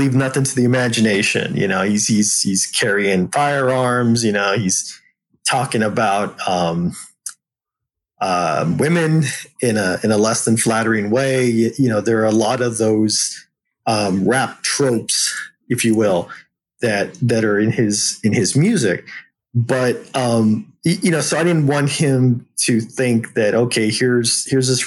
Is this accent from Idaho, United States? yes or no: no; San Antonio, Texas, United States; San Antonio native